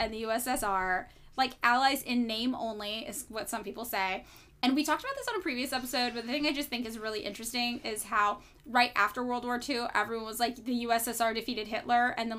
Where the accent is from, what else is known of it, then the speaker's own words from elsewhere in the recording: California, United States; I am a Californian and a Leo, damn it.